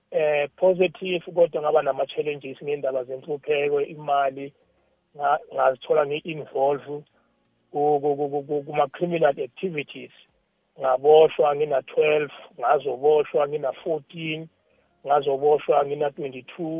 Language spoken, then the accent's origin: Zulu; Johannesburg, Gauteng, South Africa; also born or lived in Tembisa; mina was born and bred in alexandra township